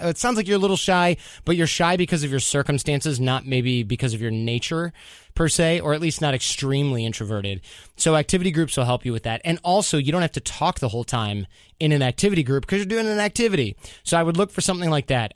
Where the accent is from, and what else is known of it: United States